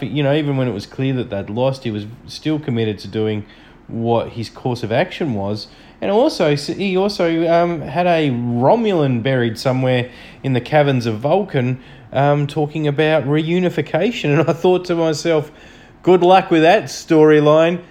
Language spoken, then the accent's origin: English; Australia; I'm from Australia.